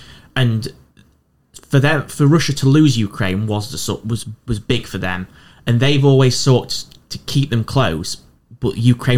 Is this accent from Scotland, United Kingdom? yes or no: no; Doncaster, Yorkshire and the Humber, United Kingdom; now in Newcastle upon Tyne, United Kingdom; Biker's my local metro station, and I'm from Doncaster